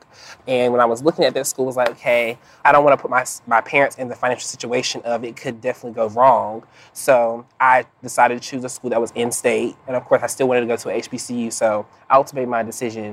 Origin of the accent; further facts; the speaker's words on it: Engelhard, North Carolina, United States; I'm originally from Englehart, North Carolina